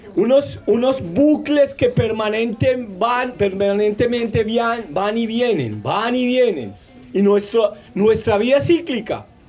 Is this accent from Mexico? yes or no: no; Manizales, Caldas, Colombia; yo vengo de la zona del interior, la montaña, en una zona que llaman la zona cafetera colombiana, que es Manizales